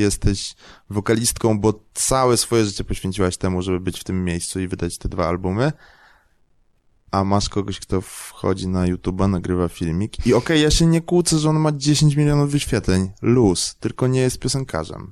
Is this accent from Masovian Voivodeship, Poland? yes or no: no; Kraków, Lesser Poland, Poland; Ja jestem z Krakowa